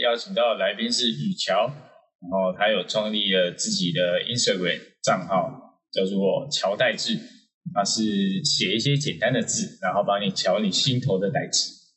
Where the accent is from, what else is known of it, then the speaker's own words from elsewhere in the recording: Tainan, Taiwan; 我身为一个台南人